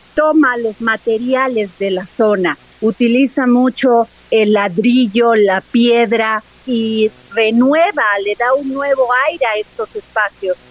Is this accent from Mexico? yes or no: yes; Mexico